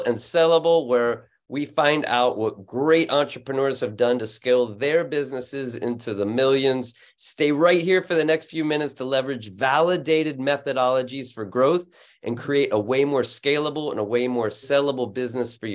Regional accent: Florida, United States; now in France; I grew up in Florida and moved to France

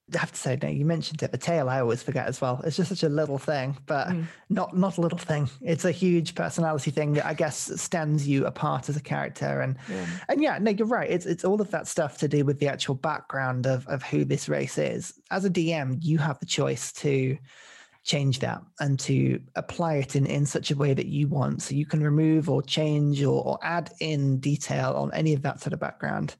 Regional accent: United Kingdom; we're British.

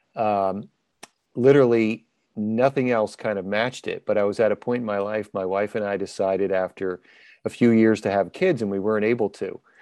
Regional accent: New Jersey, United States; I'm from New Jersey.

